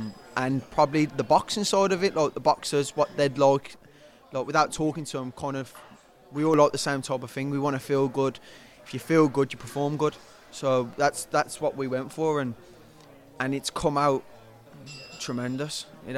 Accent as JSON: {"language": "English", "town": "Birmingham", "region": "West Midlands", "country": "United Kingdom", "tie": "born or raised there", "said": "in Birmingham, in my hometown"}